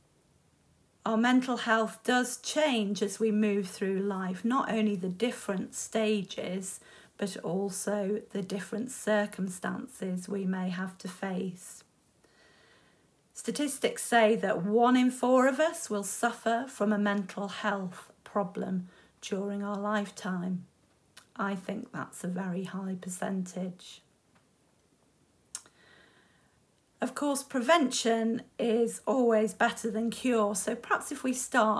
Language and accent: English; United Kingdom; we're British